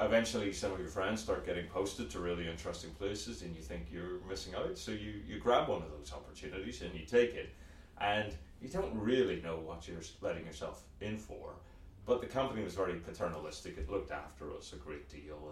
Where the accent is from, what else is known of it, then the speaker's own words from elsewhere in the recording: Belfast, Northern Ireland, United Kingdom; moved away as an adult; as you can probably tell from the funny accent, I grew up in Belfast, Northern Ireland